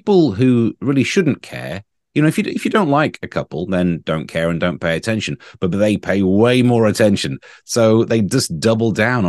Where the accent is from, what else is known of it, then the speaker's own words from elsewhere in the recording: East Midlands, United Kingdom; when I was a child growing up in Nottinghamshire, the Queen drove through my town and we were taken from the school to wave at a car.